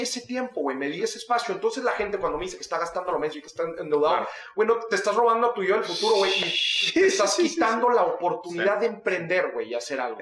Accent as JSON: {"language": "Spanish", "country": "Mexico", "said": "los mexicanos"}